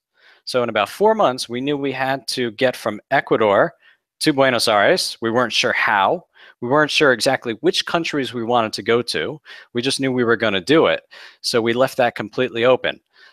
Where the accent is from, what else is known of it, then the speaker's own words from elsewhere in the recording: Florida, United States; moved away as an adult; now in Costa Rica; I grew up in the States, in Florida